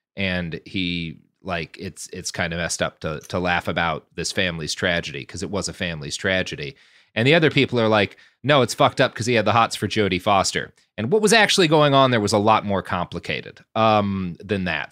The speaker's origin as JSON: {"language": "English", "town": "Plano", "region": "Texas", "country": "United States", "tie": "born or raised there", "also_born_or_lived": "Oklahoma", "said": "I grew up in Plano, which is, you know, a couple of steps down the economic rung from Highland Park"}